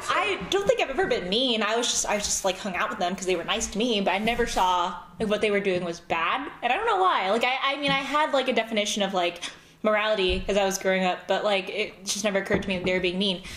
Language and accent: English; Southern California, United States; accent: American; now in St. Louis, United States; I was from California.